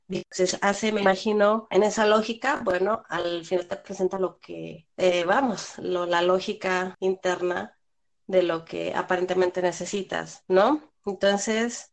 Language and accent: Spanish; Mexico; los dos somos mexicanos